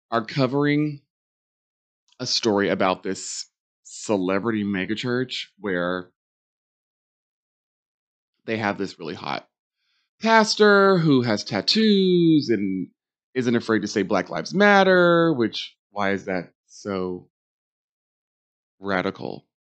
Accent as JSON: {"language": "English", "region": "New York", "country": "United States", "said": "because me as a New Yorker, I was living in New York at the time"}